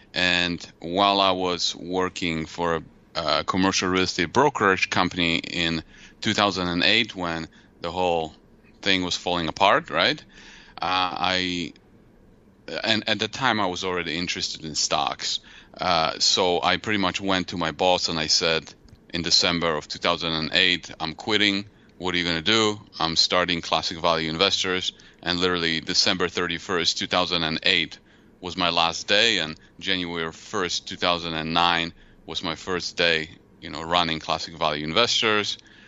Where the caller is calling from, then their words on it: Mishawaka, Indiana, United States; Well, I live in Indiana.